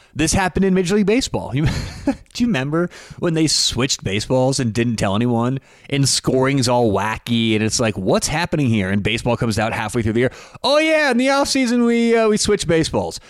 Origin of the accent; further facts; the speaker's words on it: Denver, Colorado, United States; I'm from Denver.